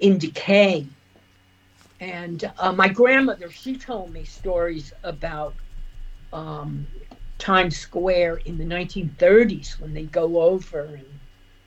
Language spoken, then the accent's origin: English; United States; moved away as an adult; also born or lived in New York; now in Dublin, Ireland